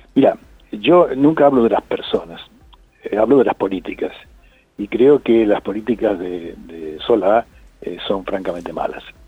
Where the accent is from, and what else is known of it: Argentina